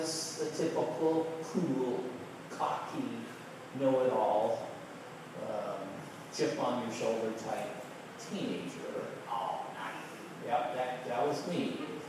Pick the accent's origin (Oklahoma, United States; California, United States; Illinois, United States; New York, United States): California, United States; Chino; I grew up in Southern California